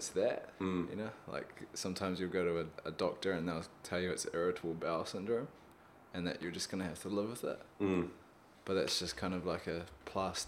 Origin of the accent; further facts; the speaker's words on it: Auckland, New Zealand; also born or lived in Wellington; I grew up in Auckland